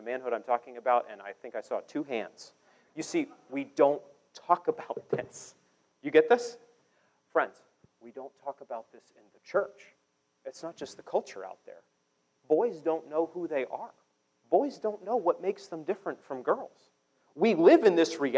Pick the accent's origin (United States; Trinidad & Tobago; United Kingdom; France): United States; Maine; now in Kansas City, United States; I'm from Maine, so I'm used to real winter